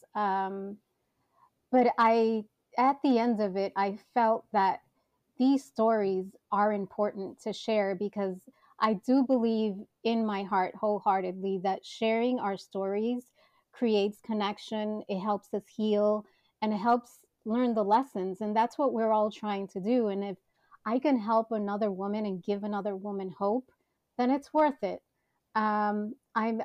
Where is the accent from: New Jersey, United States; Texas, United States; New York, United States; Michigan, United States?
New York, United States; New York City; born and bred in Manhattan